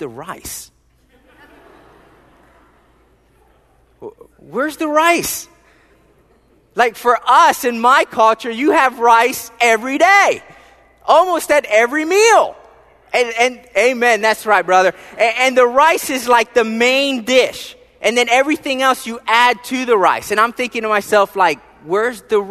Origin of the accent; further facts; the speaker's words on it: Philadelphia, Pennsylvania, United States; moved away; I was born and raised in the wonderful, beautiful city state of Philadelphia, Pennsylvania.